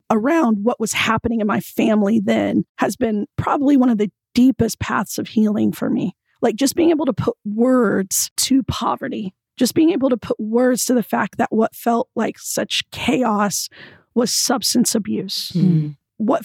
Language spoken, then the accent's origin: English; Oklahoma City, Oklahoma, United States; I was born and raised in Oklahoma City